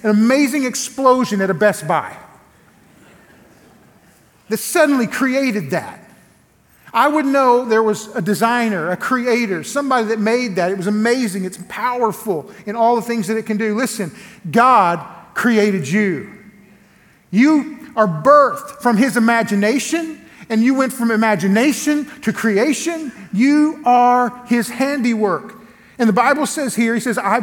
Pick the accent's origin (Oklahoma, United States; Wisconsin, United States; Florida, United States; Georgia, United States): Oklahoma, United States; Elgin; now in Lawton, United States; I come from a little place called Elgin, Oklahoma, same county where I'm pastoring at now. I live now in Lawton, Oklahoma. I'm at First Baptist Church of Lawton, Oklahoma. But I grew up just down the road in Elgin